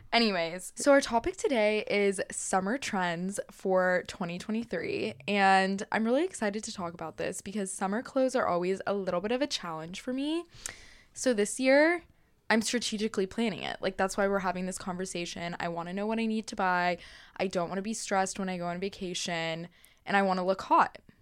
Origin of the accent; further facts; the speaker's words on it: Texas, United States; As a Texan, I have been wearing cowboy boots my whole life